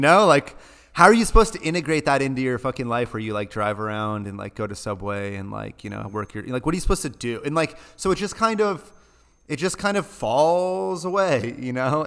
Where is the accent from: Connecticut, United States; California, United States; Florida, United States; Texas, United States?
California, United States; Los Angeles; moved away; I'm from Los Angeles